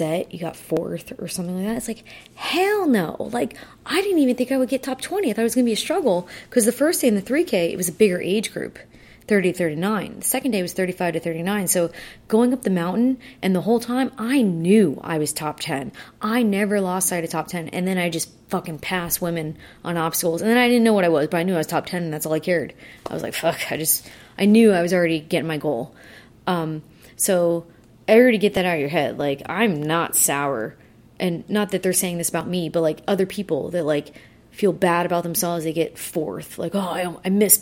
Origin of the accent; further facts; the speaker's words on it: South Florida, United States; we're from South Florida